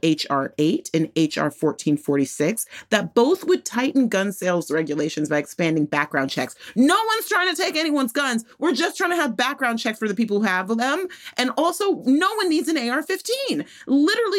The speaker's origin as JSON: {"language": "English", "region": "Texas", "country": "United States", "tie": "born or raised there", "moved": "yes", "said": "my home state of Texas"}